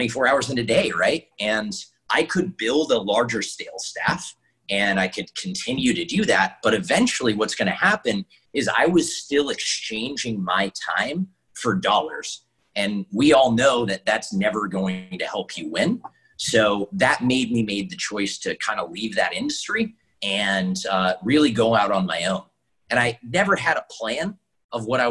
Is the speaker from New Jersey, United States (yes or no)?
no; Jackson, Wyoming, United States; I grew up in Wyoming in a very small trailer in a very expensive place called Jackson, Wyoming.